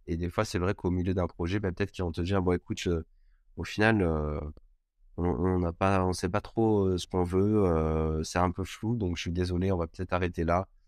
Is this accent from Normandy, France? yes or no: no; Cannes, Provence-Alpes-Côte d'Azur, France; moved away as an adult; also born or lived in Montpellier; je viens de Cannes à la base